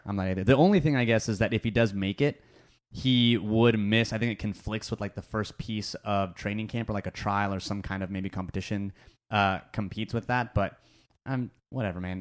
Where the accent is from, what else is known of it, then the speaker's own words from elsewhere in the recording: Bay Area, California, United States; I grew up in the Bay Area